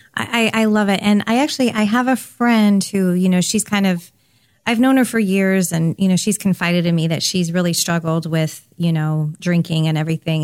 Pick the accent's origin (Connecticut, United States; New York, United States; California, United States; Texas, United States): California, United States; I grew up in California